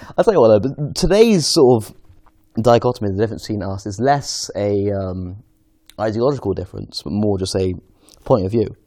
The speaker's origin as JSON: {"language": "English", "region": "London", "country": "United Kingdom", "said": "I'm from Golders Green originally."}